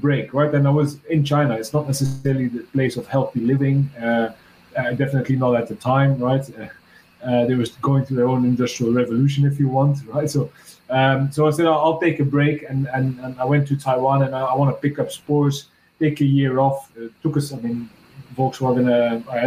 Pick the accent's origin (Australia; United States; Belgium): Belgium; I'm from Belgium